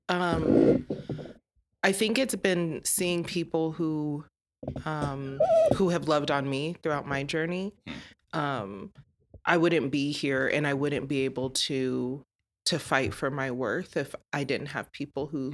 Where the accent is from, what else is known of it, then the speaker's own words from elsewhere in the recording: Colorado, United States; born and raised in Colorado